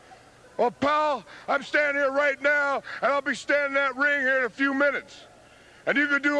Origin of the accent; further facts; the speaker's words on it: Oklahoma City, Oklahoma, United States; right here in my hometown, Oklahoma City.